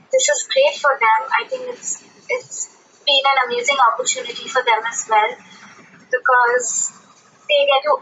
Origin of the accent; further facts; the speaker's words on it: Pune, Maharashtra, India; We come from Pune